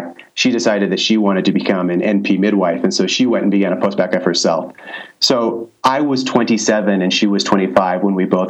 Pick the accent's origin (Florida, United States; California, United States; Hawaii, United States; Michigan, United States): California, United States; Santa Barbara; moved away as an adult; also born or lived in China; I'm actually from Santa Barbara